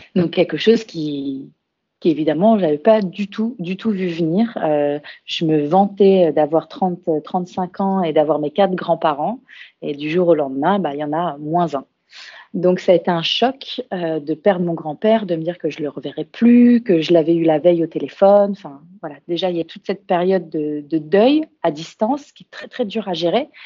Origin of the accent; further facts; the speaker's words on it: Burgundy, Bourgogne-Franche-Comté, France; moved away as an adult; also born or lived in Australia / Lyon; On est originaire de Bourgogne euh, dans Lyon